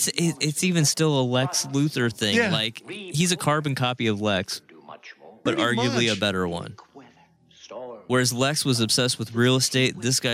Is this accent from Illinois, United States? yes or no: yes; Peoria, Illinois, United States; I was born in Peoria.